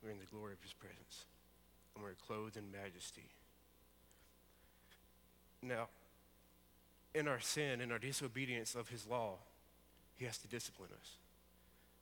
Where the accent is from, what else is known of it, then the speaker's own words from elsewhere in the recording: Alabama, United States; I'm from Alabama, as most of you know. And I lived out in the country